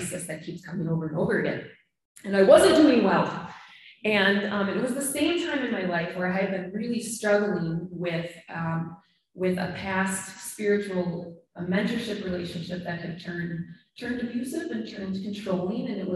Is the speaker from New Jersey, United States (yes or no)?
no; Minnesota, United States; moved away as an adult; also born or lived in Michigan; We're both from Minnesota, but we lived in Michigan for 10 years and finally came back during COVID